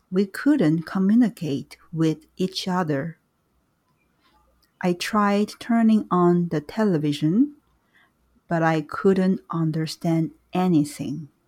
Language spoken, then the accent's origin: English; Iran; now in United Kingdom; I left Iran 18 years ago and went to Britain. I felt that I had to leave because the war had just ended